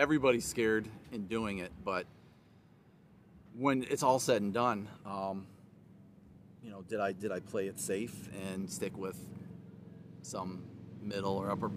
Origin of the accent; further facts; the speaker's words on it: Bay City, Michigan, United States; also born or lived in Alpena, Michigan / Rogers City, Michigan; I was born in Bay City, Michigan.